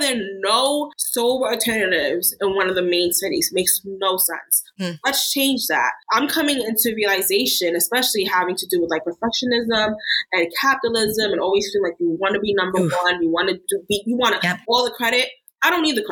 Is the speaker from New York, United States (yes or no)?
yes; New York, United States; moved away as an adult; now in Tulsa, United States; I'm a New Yorker. I'm from New York